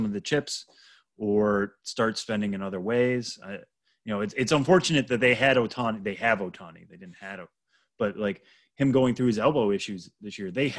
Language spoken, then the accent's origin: English; Massachusetts, United States; people know I'm from Massachusetts.